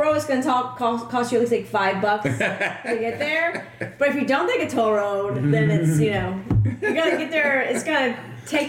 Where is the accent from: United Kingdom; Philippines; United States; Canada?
United States; Gonzales, Louisiana; Because, like, nobody knows Gonzales, so we always tell them, like, Baton Rouge, New Orleans.